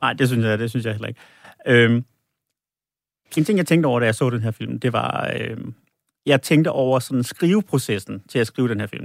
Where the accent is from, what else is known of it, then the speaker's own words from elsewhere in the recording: Holbæk, Zealand, Denmark; jeg kommer jo fra Holbæk